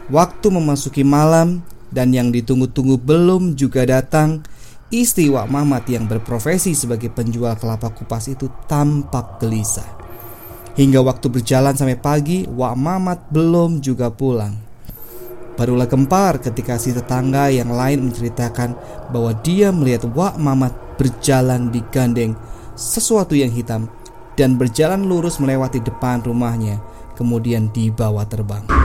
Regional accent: Balapulang, Central Java, Indonesia; born there; desa tempat kelahiran saya, yaitu Desa Balapulang, Kabupaten Tegal, Jawa Tengah.

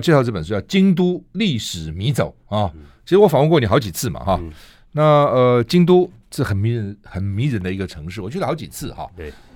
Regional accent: Taiwan; 我们台湾人真的去哈，到底该看哪些地方

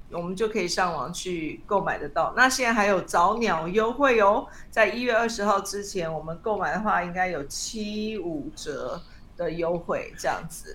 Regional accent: Taiwan; also born or lived in United States; 我们台湾人

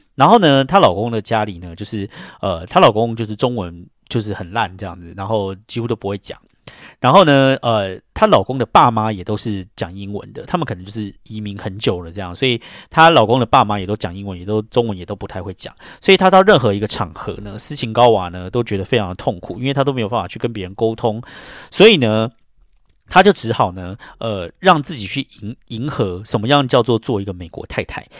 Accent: Taiwan; moved away as an adult; now in New York, United States; 我们这种台湾土狗

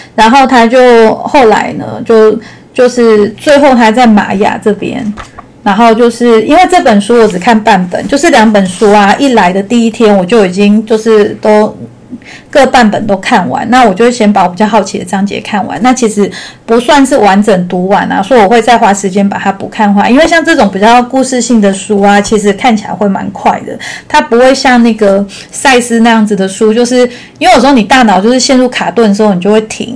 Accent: Taichung, Taiwan; 因为我是台中人嘛

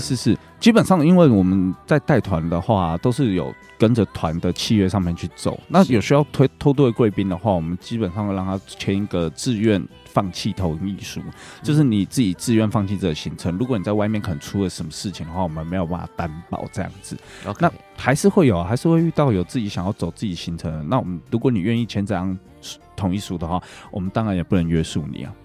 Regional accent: Taiwan; 我们台湾人

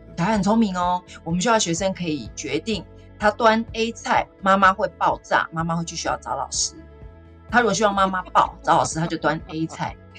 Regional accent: Taipei, Taiwan; also born or lived in Hsinchu; 我是在新竹出生，我爸爸妈妈为了我们的就读，搬到台北市的大安区

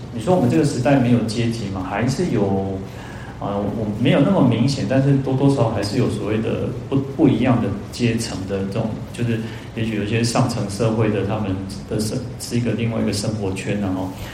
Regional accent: Taiwan; 我们台湾人都都在做神书嘛

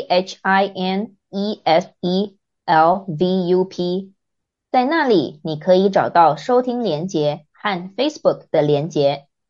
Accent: Taiwan; 我觉得台湾人会这样做很正常啊 ，因为我们从小学到高中，在学校就有午休时间，而且午休时间不能回家，还规定只能在教室里睡觉

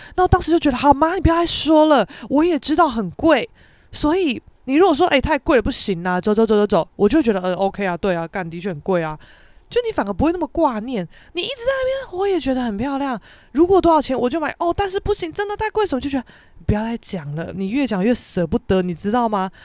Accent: Keelung, Taiwan; 虽然说我是基隆人啦，但是我们学校，也，也在基隆没有错

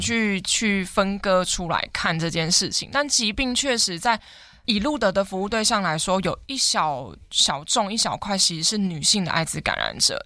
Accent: Hengshan, Hsinchu County, Taiwan; 我来自新竹衡山的九站头，我从小在那里长大

